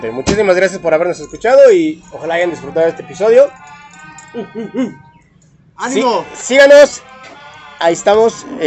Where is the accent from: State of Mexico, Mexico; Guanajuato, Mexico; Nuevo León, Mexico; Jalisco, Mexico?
Guanajuato, Mexico; Celaya; porque, porque somos de Celaya.